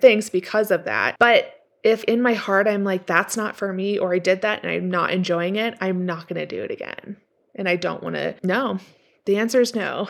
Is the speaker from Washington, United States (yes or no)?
yes; Washington, United States; growing up in Washington